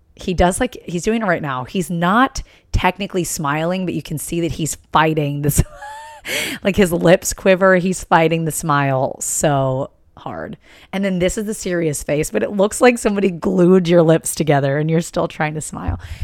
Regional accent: East Coast, United States; growing up on the East Coast

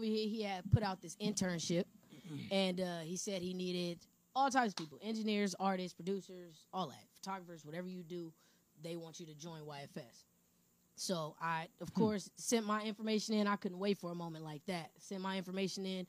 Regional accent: San Bernardino, California, United States; also born or lived in Indio, California; my hometown

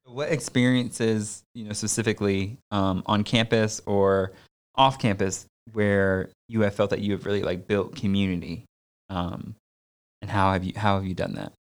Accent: Connecticut, United States; I grew up in Connecticut

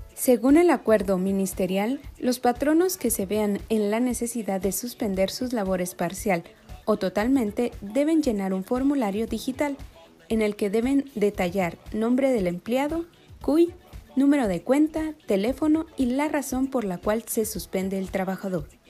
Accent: Guatemala; somos guatemaltecos

